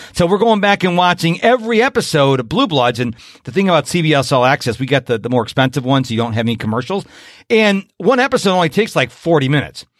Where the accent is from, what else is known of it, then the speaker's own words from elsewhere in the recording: Rochester, New York, United States; now in Houston, United States; when I was growing up in Rochester, New York